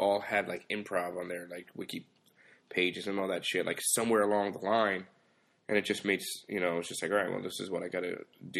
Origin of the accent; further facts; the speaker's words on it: New York City, New York, United States; now in Wallingford, United States; I'm originally from Brooklyn, New York